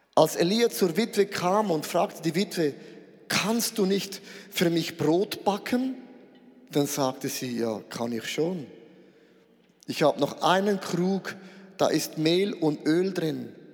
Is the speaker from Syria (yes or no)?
no; Switzerland; Ich bin ein Schweizer